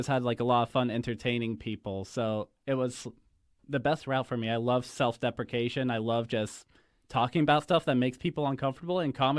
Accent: Waynesburg, Pennsylvania, United States; I'm from Waynesburg, Pennsylvania, and I know it doesn't sound like it. My mouth is just shaped weird, you know? I've just stuck to the accent.

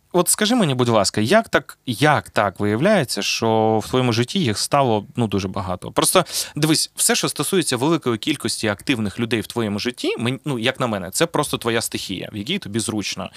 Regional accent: Zaporizhzhia, Zaporizhzhia Oblast, Ukraine; в Запоріжжі, звідки я родом

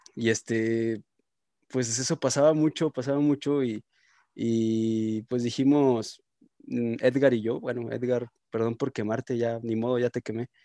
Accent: Irapuato, Guanajuato, Mexico; moved away as an adult; Yo soy de Irapuato, está 30 minutos, una hora

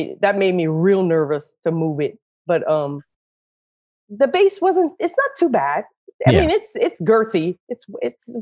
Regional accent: Breaux Bridge, Louisiana, United States; I'm from Bro Bridge in Cajun country. You might detect an accent

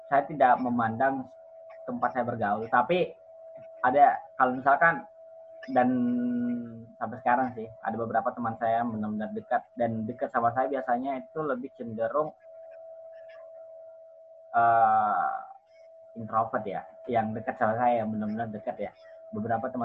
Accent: Merauke, South Papua, Indonesia; Miming khusus Papua Merauke atau kampung saya.

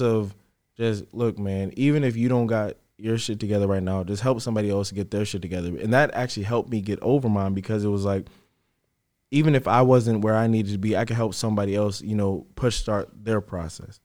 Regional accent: Fredericksburg, Virginia, United States; moved away as an adult; also born or lived in Richmond; I'm from Fredericksburg. I came to Richmond

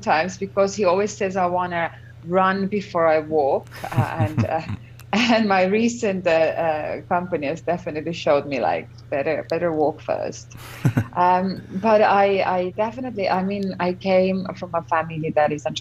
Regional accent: Estonia; I'm born and raised in Estonia.

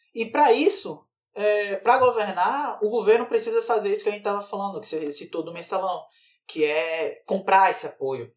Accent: Bahia, Brazil; now in Sergipe, Brazil; Eu sou da Bahia, mas eu tô morando em Sergipe

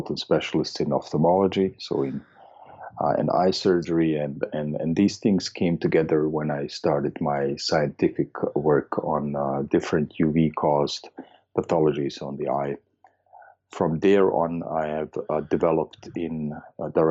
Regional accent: Vienna, Austria; I'm from Austria. I'm originally from Vienna

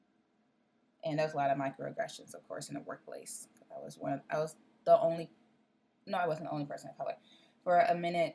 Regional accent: Chicago, Illinois, United States; also born or lived in Decatur, Illinois; I'm from Chicago

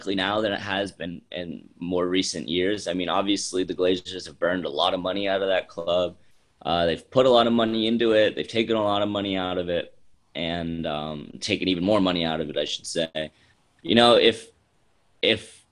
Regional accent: Florida, United States

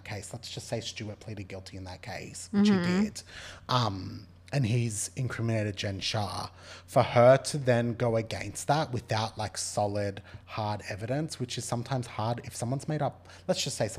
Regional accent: Australia; As an Australian...

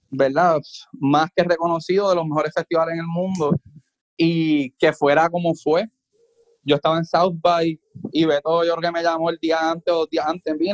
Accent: Puerto Rico; Mira, yo vengo de Puerto Rico a tocar en Costa Rica

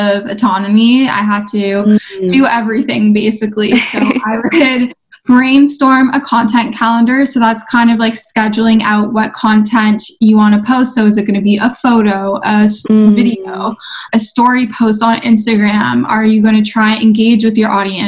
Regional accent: Toronto, Ontario, Canada; I'm from Toronto, Canada.

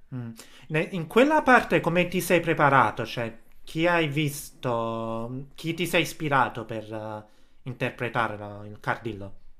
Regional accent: Casoria, Campania, Italy; io sono di Casoria

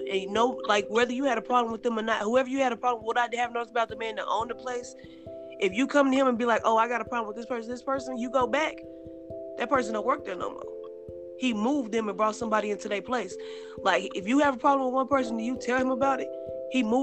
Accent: Oklahoma, United States; moved away; I'm from Oklahoma.

